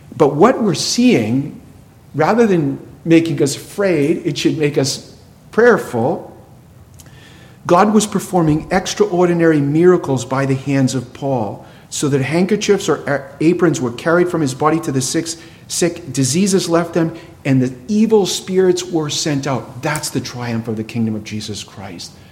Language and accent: English; New England, United States; I grew up in New England.